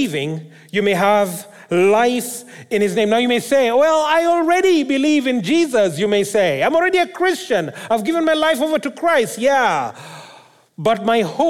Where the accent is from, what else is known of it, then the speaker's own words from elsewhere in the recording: Kenya; now in Abbotsford, Canada; I come from Kenya.